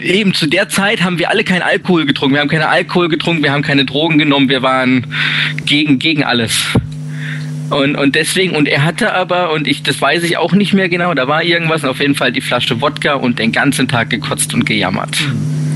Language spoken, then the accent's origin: German; Titisee-Neustadt, Baden-Württemberg, Germany; Ich bin aus Neustadt